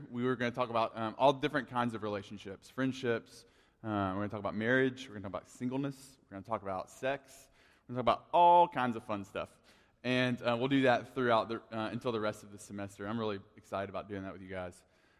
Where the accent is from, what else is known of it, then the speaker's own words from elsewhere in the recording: Tuscumbia, Alabama, United States; even though I grew up in Tuscumbia, they always just called me …. Like, that's what they call me, …. And I didn't have the accent that they had